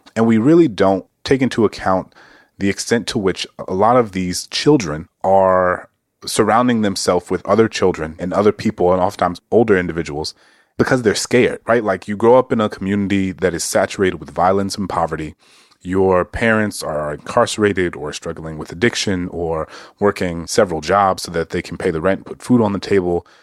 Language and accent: English; New Orleans, Louisiana, United States; I grew up in New Orleans